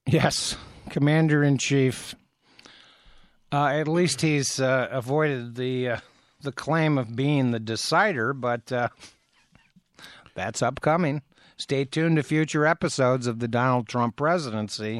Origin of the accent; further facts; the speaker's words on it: Athens, Ohio, United States; now in Ann Arbor, United States; my hometown, Athens, Ohio